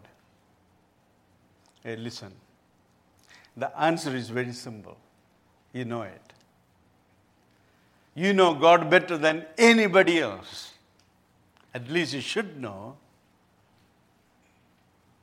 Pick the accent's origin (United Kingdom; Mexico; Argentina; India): India; I come from India